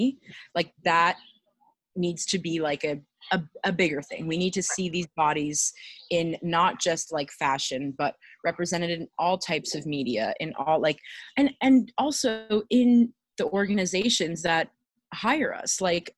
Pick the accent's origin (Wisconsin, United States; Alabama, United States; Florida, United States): Florida, United States; Miami; I grew up in Miami